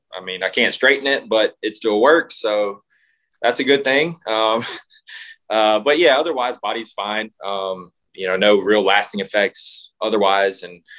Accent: Mississippi, United States; Well, no, I was just from Mississippi. We had to go to Kansas City three different times.

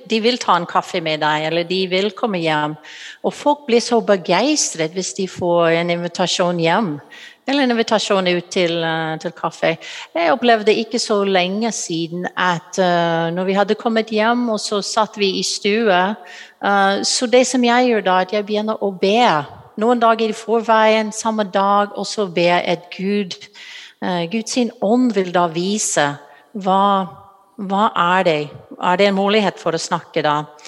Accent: United States; Norwegian is a second language; moved away as an adult; now in Norway; Du hører fra stemmen min at jeg er utenlandsk. Jeg kommer fra USA

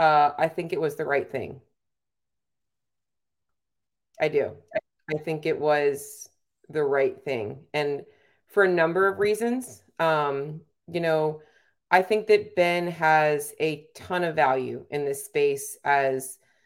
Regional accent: Canada; I am a Canadian IFBB pro bodybuilder.

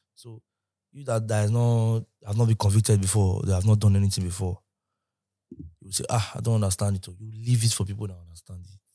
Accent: Benin City, Edo, Nigeria; moved away as an adult; now in Lagos, Nigeria; I grew up in Benin

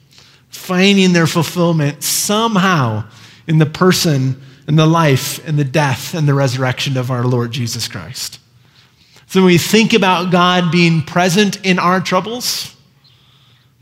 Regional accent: Iowa, United States; moved away; I grew up in Iowa

